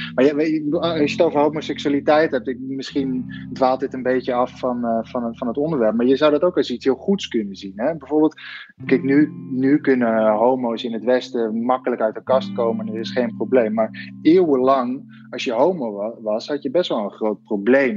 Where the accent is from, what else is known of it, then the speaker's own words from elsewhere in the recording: Netherlands; now in Rome, Italy; als Nederlanders